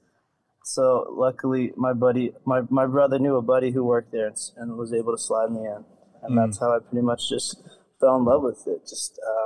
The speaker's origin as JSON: {"language": "English", "town": "Farmington", "region": "New Mexico", "country": "United States", "tie": "born or raised there", "also_born_or_lived": "Shiprock, New Mexico", "said": "Farmington, New Mexico, born and raised"}